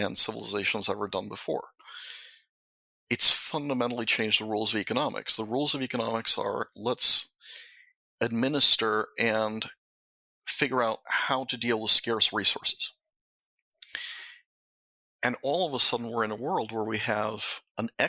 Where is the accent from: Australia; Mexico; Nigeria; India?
Mexico; moved away; when I was brought up in Mexico in a Jesuit school